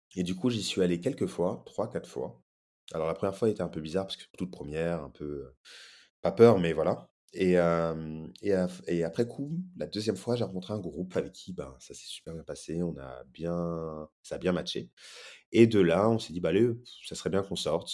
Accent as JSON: {"language": "French", "country": "France", "tie": "born or raised there", "also_born_or_lived": "Brazil", "moved": "as an adult", "said": "j'ai grandi en France"}